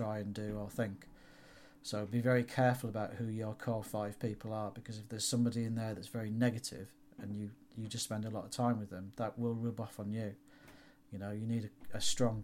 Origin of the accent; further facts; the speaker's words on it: York, Yorkshire and the Humber, United Kingdom; I'm from York